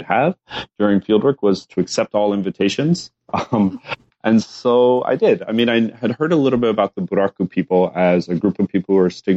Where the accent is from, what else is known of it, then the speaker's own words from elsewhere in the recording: Lubbock, Texas, United States; moved away as an adult; also born or lived in Japan / Chicago; I was also from Lubbock, Texas.